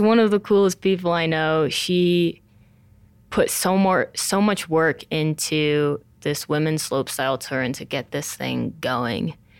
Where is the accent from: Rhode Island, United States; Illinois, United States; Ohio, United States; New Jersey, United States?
New Jersey, United States; Montclair; also born or lived in China; I grew up in Montclair, New Jersey